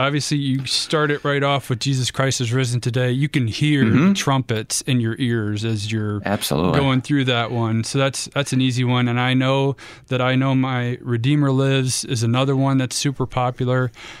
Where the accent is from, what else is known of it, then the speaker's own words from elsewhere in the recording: Ohio, United States; Nope. I'm from the North. I had to serve quite a long time in the South. So it was kind of funny being on the wrong side of the state. I went to Ohio State and it was kind of in the middle, but definitely growing up, I was Cleveland all the way.